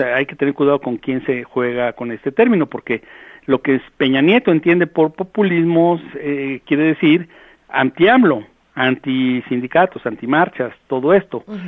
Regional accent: Mexico; como mexicanos

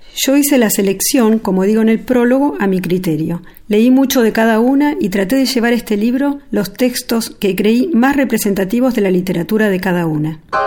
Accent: Argentina; coordinadora de talleres literarios de Argentina

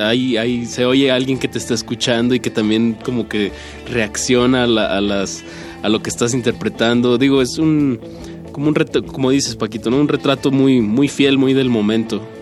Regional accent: Torreón, Coahuila, Mexico; yo soy de Torreón

